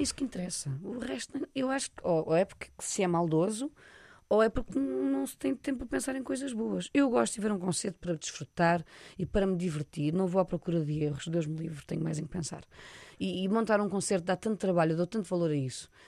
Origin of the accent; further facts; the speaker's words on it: Portugal; é daqui que eu sou